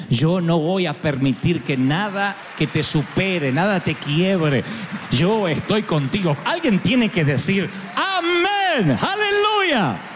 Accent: Argentina; ¿Cómo sabes que vamos a ganar? Porque somos argentinos.

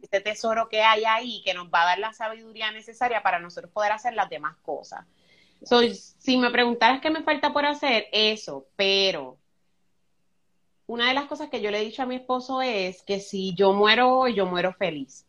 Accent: Luquillo, Puerto Rico; also born or lived in Fajardo, Puerto Rico; Yo nací en Fajardo, Puerto Rico, y yo me crié en un barrio que se llama Juan Martín en Luquillo.

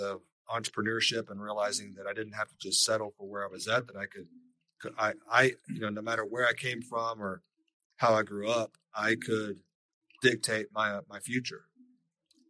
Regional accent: Lubbock, Texas, United States; I grew up out in West Texas, out in Lubbock, Texas.

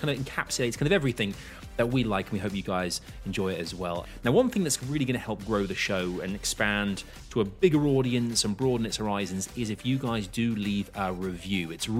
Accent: London, United Kingdom; I'm a Londoner.

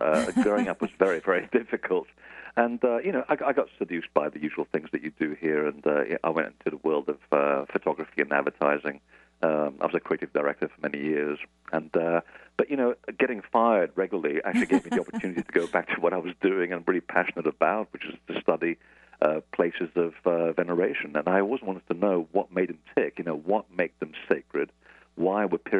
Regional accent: London, United Kingdom; accent: transatlantic; also born or lived in Portugal / United States; I was actually born in Portugal, and I moved to London when I was 8, and then I lived half of my life in America. So this is why I have this ridiculous accent, which is sort of transatlantic.

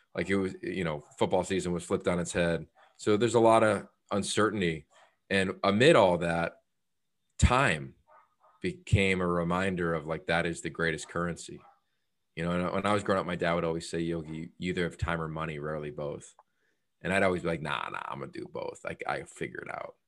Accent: Northeastern Pennsylvania, United States; moved away as an adult; also born or lived in Pittsburgh / Australia; growing up in Northeastern Pennsylvania, which is a pretty conservative community

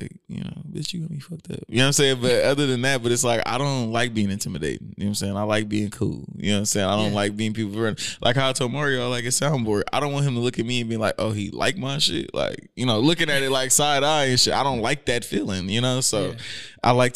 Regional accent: Hercules, California, United States; moved away as an adult; also born or lived in San Francisco / Oakland; now in Sacramento, United States; So I'm from Hercules

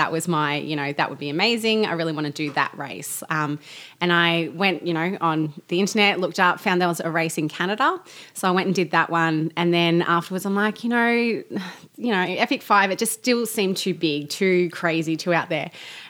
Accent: Australia; now in Melbourne, Australia; I'm the Australian, so I do sound different to you two.

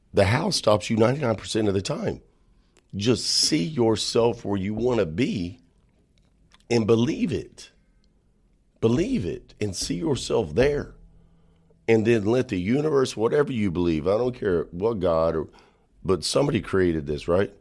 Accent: Texas Panhandle, United States; I'm from the Texas Panhandle

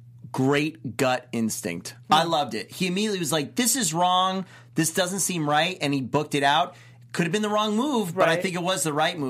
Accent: New York, United States

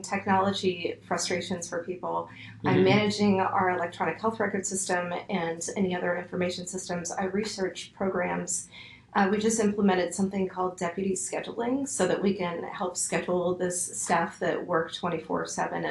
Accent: Nashville, Tennessee, United States; moved away as an adult; also born or lived in San Francisco / Portland / Minneapolis; I grew up in Nashville, and so I moved back

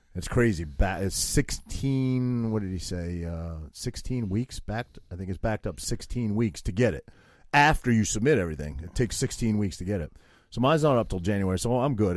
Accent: Maine, United States; I had to wear suspenders and flannel shirts as a prequest, prerequisite for growing up in Maine

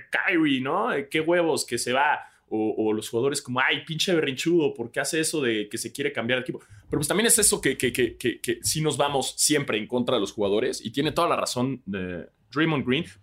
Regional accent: Mexico; nosotros como mexicanos

